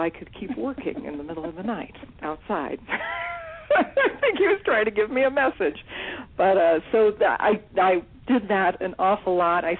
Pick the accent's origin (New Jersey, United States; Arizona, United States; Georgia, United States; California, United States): California, United States; When I was growing up, I grew up in California